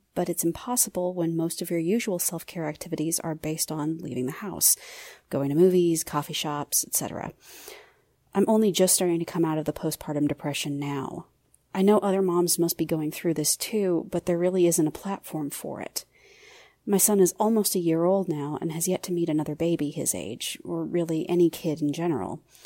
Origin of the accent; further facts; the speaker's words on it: Topeka, Kansas, United States; I'm from Topeka, Kansas